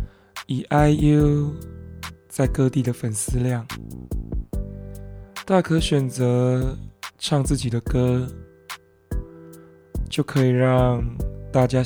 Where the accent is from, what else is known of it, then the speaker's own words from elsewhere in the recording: Taiwan; first language Mandarin and Taiwanese Hokkien; 身为台湾人，这两种语言都算是我的母语。